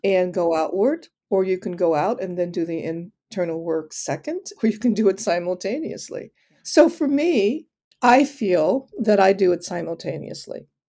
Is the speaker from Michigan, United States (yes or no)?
yes; Detroit, Michigan, United States; I grew up in Detroit